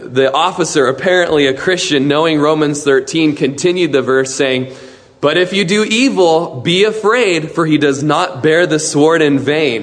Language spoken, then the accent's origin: English; Klamath Falls, Oregon, United States; In Klamath Falls, my hometown